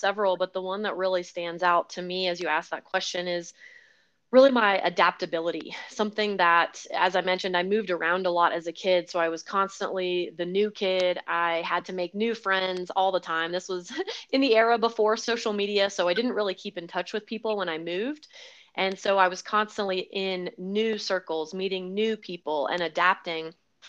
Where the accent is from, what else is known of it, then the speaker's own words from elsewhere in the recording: the Carolinas, United States; also born or lived in Hawaii / California / Florida; now in Colorado, United States; So primarily, I would say I grew up in the South, the Southeast, in the Carolinas, but I was born in Hawaii, lived in California, Florida, all over the place, and only moved out to Colorado a little over 2 years ago.